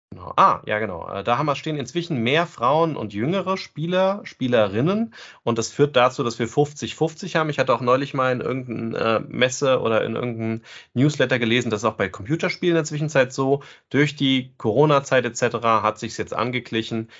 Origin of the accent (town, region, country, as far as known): Germany